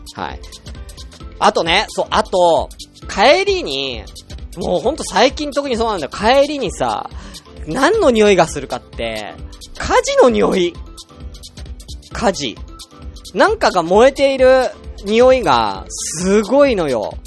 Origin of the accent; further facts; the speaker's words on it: Tokyo, Japan; moved away as an adult; also born or lived in Saitama / Kanagawa; now in Nagano, Japan; 僕あのー、東京 生まれ、東京育ちで